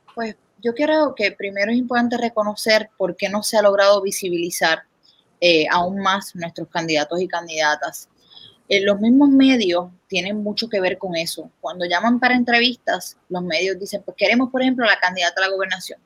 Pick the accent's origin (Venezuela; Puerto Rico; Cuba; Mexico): Puerto Rico